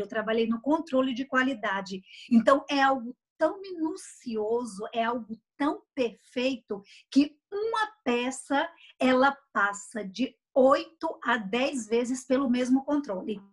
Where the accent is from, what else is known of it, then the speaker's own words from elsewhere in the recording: Brazil; now in Switzerland; como brasileira